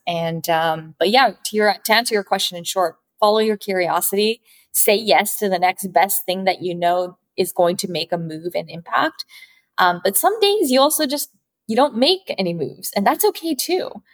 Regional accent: Vancouver, British Columbia, Canada; moved away as an adult; also born or lived in New York; my parents were Japanese immigrants and they moved to Vancouver in Canada. So, I was actually born and raised in Canada

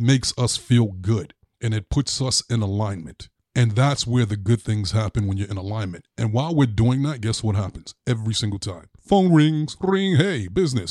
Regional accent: New York City, New York, United States; growing up in Brooklyn, my grandfather was the landlord of this building.

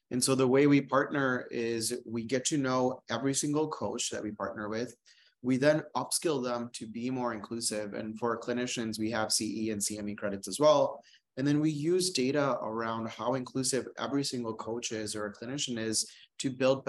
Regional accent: India; now in United States; I am a gay man. I grew up on Medicaid, and I'm an Indian immigrant.

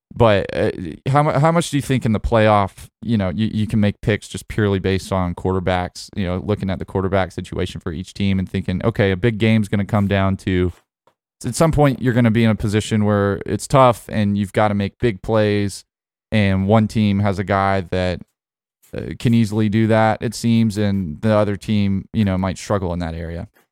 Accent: Birmingham, Alabama, United States; that's my hometown.

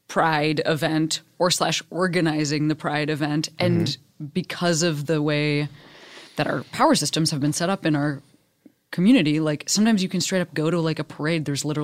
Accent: Midwest, United States; when I thought about LA growing up in the Midwest, like I thought for sure about, well, I mean, number one, I thought like everybody was surfing.

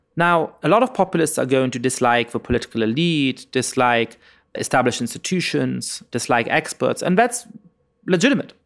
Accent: Germany; moved away; when I was growing up in Germany

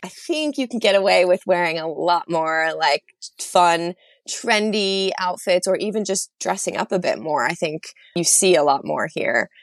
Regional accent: United States; moved away as an adult; now in London, United Kingdom; as an American

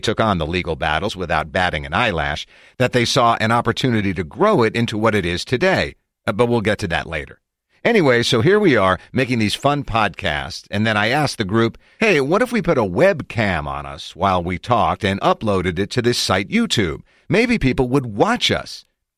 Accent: Philadelphia, Pennsylvania, United States; I'm from Philly, basically as far away from Silicon Valley as you can be in mind and spirit.

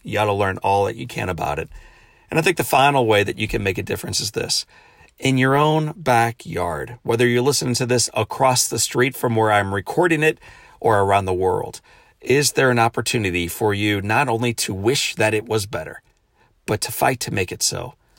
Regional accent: St. Louis, Missouri, United States; returning home Friday back to Saint Louis, my hometown

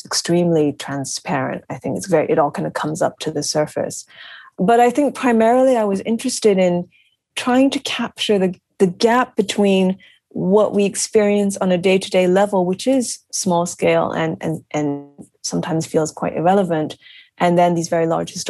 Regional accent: United States; I'm American, but my family is from Japan

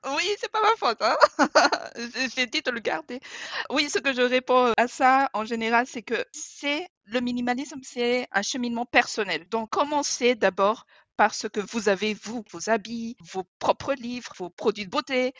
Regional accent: Madagascar; moved away; j'ai grandi à Madagascar

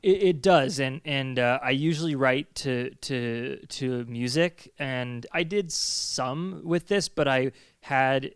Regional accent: New England, United States; growing up in New England and, and being in these old houses

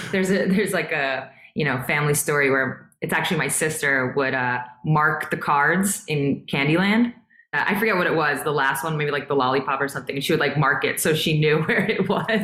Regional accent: New York, United States; I'm from New York

